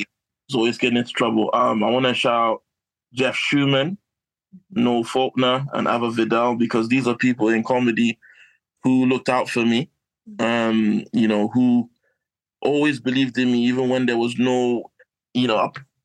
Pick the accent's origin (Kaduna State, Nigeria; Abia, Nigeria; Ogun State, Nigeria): Kaduna State, Nigeria; Kaduna; also born or lived in Croydon, South London; now in United Kingdom; my hometown of Kaduna, Northern Nigeria